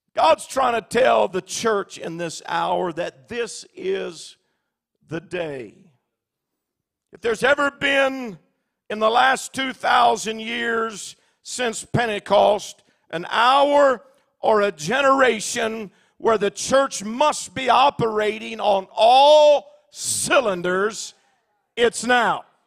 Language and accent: English; Alaska, United States; I'm from Alaska